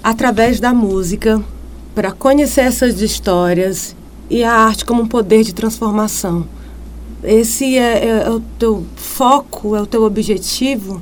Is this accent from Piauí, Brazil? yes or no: yes; Piauí, Brazil; o Piauí tem muita coisa boa, não só os lugares em si, mas as pessoas, os artistas, né? o nosso turismo